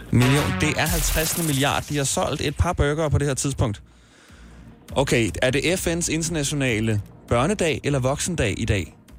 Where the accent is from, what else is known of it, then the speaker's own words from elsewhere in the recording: Smørum, Capital Region of Denmark, Denmark; Smørum, hvor jeg kommer fra. Vi boede også meget idyllisk kvarter med børn på min alder